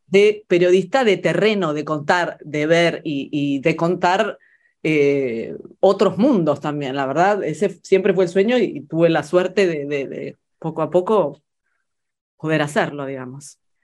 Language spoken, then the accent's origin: Spanish; Buenos Aires, Argentina; moved away; also born or lived in Florence, Italy; para mí crecer en Buenos Aires, crecer en, la Argentina